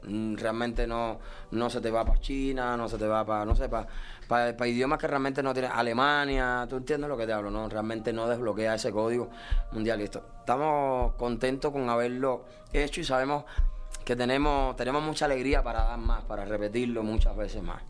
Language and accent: Spanish; Cuba; also born or lived in Las Vegas; now in Miami, United States; los cubanos no tenemos derechos cubanos